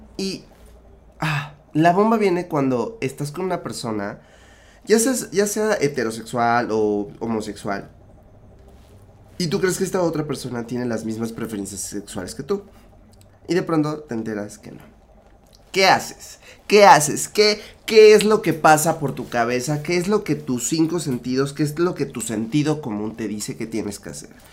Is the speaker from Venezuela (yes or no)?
no; Mexico